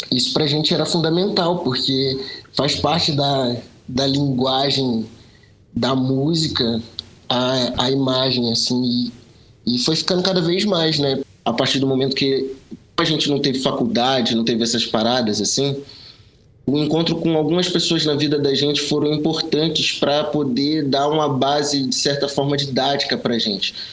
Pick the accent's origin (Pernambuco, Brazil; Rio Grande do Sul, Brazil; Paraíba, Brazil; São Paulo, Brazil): Pernambuco, Brazil; a gente é pernambucano, tá ligado? O sotaque engana, mas a gente é pernambucano.